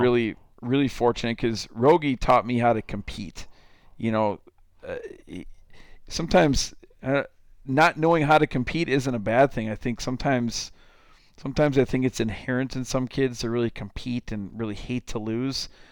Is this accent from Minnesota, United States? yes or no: yes; Lake Crystal, Minnesota, United States; I grew up in Lake Crystal, Minnesota, town of about 2,000 people.